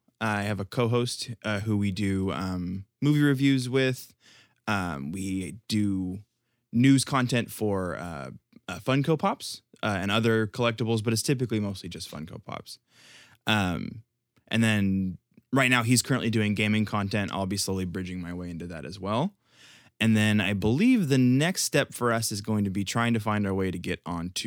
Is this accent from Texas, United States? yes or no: yes; Houston, Texas, United States